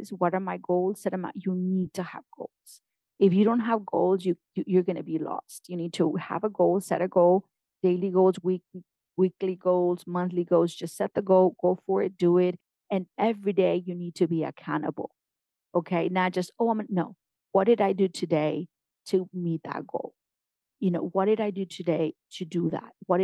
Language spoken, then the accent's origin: English; Mexico; born or raised there; first language Spanish; English is a second language; now in United States